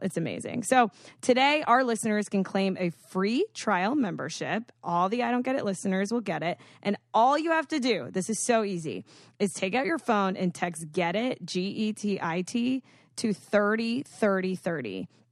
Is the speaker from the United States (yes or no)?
yes; Boca Raton, Florida, United States; I'm from Boca